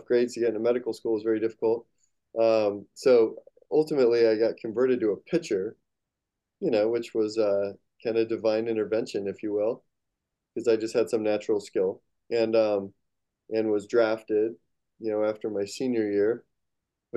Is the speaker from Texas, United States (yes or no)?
no; Phoenix, Arizona, United States; I was born in Phoenix, Arizona